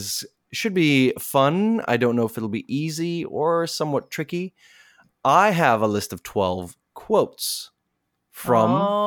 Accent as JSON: {"language": "English", "country": "South Africa", "said": "There are movies about Nelson Mandela, and I'm from South Africa, so I'm born there, and so it's close to my heart."}